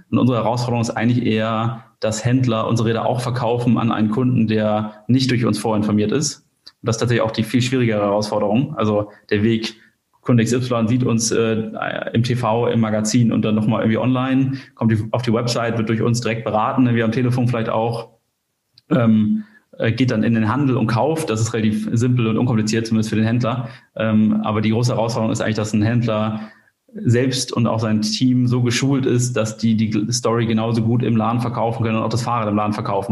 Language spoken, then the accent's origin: German; Kiel, Schleswig-Holstein, Germany; komme aus Kiel